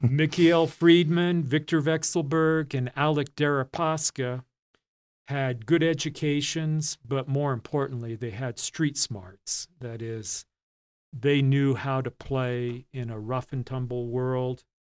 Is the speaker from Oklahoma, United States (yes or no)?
no; Illinois, United States; now in Utah, United States; my home state, Illinois